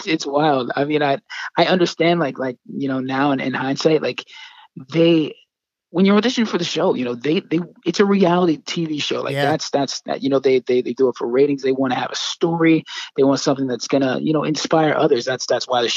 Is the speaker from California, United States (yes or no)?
no; Yardley, Pennsylvania, United States; here in my hometown over here in Yardley, Pennsylvania.